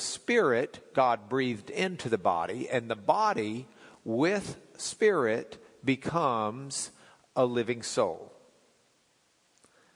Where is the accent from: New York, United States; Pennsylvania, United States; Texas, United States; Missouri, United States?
Texas, United States; Lubbock; When I was growing up in Lubbock, I was in high school.